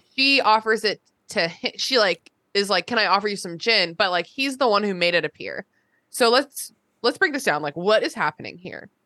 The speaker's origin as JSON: {"language": "English", "town": "Burke", "region": "Virginia", "country": "United States", "tie": "born or raised there", "said": "I grew up in Burke, Virginia, kind"}